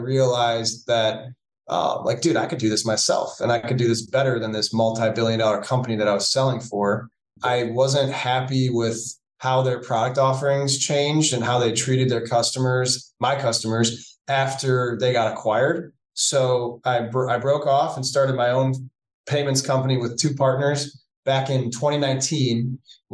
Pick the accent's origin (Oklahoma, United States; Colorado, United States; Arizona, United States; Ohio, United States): Ohio, United States; Cleveland; I'm from Cleveland, Ohio. My wife and I were both born and raised here